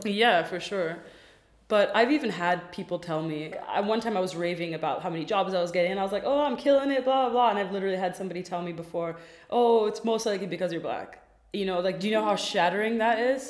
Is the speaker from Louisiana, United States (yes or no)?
no; Washington, District of Columbia, United States; now in Berlin, Germany; i am also american by birth i and grew up in dc